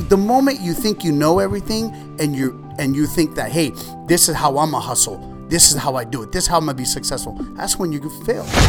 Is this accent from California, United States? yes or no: yes; Ventura, California, United States; also born or lived in Oxnard; I grew up in East Ventura.